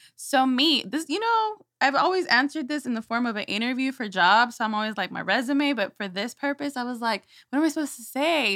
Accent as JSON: {"language": "English", "town": "Houston", "region": "Texas", "country": "United States", "tie": "born or raised there", "said": "I was born and raised here in Houston"}